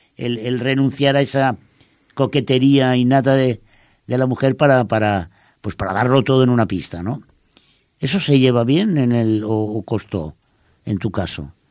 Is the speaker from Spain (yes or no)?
yes; Spain; los eh, españoles